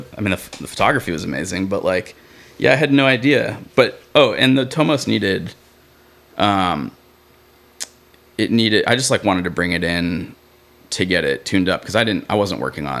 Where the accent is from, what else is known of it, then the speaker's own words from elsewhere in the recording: Boston, Massachusetts, United States; moved away; also born or lived in New York; I'm originally born and raised in Boston.